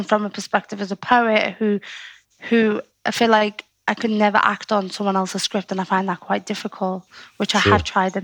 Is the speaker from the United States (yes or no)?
no; Liverpool, North West England, United Kingdom; accent: Scouse; I could be a poet with a Scouse accent